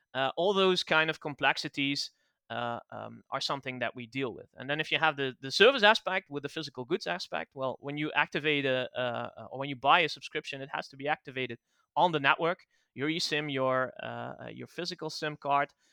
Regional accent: Netherlands; English is a second language; I'm, I'm from the Netherlands

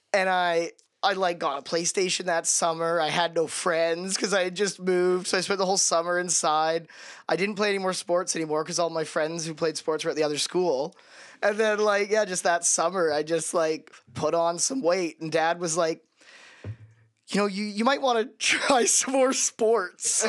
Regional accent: Canada; as a Canadian

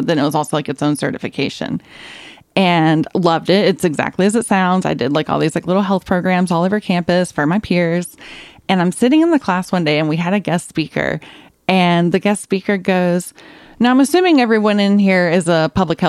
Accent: Randleman, North Carolina, United States; I'm originally from Randleman, very small town, center of the state, going in between Greensboro and Asheboro

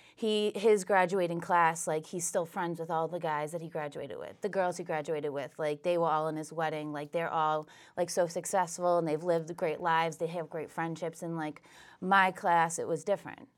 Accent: Whitman, Massachusetts, United States; I grew up in Whitman

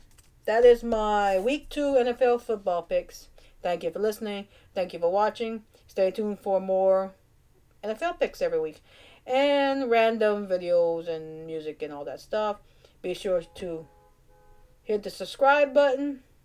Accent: Cajun, Louisiana, United States; accent: Cajun; my Cajun accent

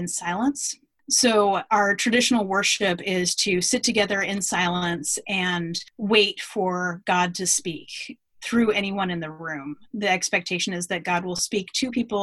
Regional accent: Anchorage, Alaska, United States; now in Atlanta, United States; I'm originally from Anchorage, Alaska. And so I'm now living in Atlanta. I'm quite a ways from home. And I grew up there

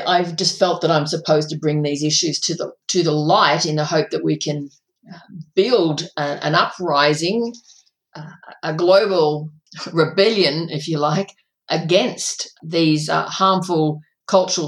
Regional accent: a country town in Victoria, Australia; my hometown, growing up in a country town in Victoria

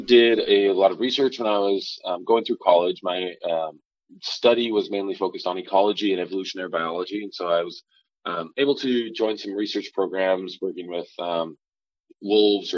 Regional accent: the Palouse, Pacific Northwest, United States; Growing up in the Palouse, it was very interesting to me because it seemed like there wasn't really any natural habitat around.

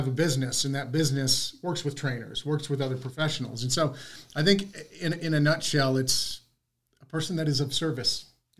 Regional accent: Texas, United States; I was from Texas.

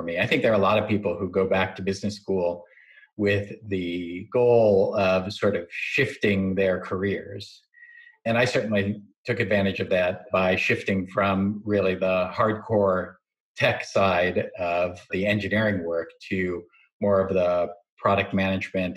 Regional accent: St. Louis, Missouri, United States; I grew up in the Midwest, in St. Louis, mostly, and my parents were Chinese immigrants

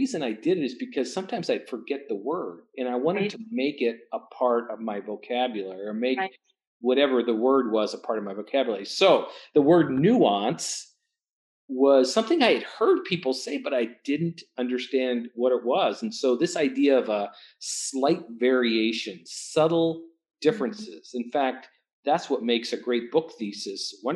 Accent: North Dakota, United States; I grew up in North Dakota

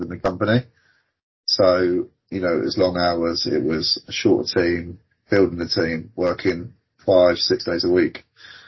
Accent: South Coast, South East England, United Kingdom; Born and bred on the South Coast

